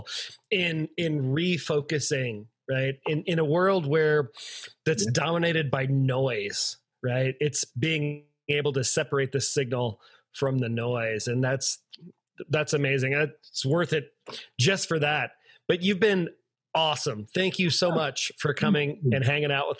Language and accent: English; the South, United States; I'm from the South